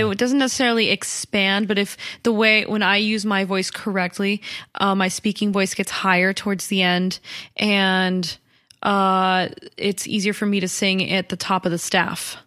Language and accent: English; Colorado, United States; I grew up in Colorado